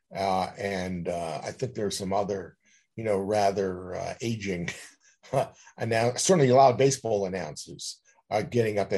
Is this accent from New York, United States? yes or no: yes; New York City, New York, United States; I was born and bred in Flushing, New York.